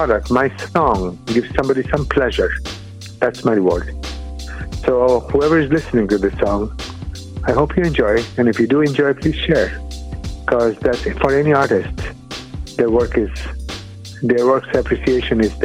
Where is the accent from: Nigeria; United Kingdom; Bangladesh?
Bangladesh; first language Bengali; English is a second language; moved away as an adult; also born or lived in Michigan, United States; now in United States; I'm from a little country across the globe called Bangladesh. I moved to the U.S. to do my PhD in physics.